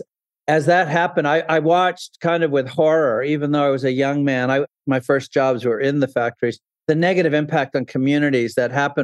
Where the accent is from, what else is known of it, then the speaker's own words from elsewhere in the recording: New Hampshire, United States; I grew up in New Hampshire